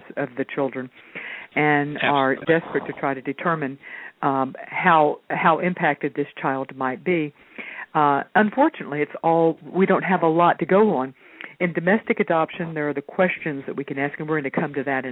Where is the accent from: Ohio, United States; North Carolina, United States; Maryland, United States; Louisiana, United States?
Louisiana, United States; New Orleans; I was born and raised in New Orleans